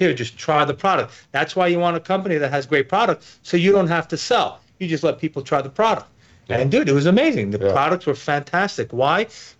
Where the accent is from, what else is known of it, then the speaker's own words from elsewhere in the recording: New York City, New York, United States; moved away; I'm from New York City originally, right?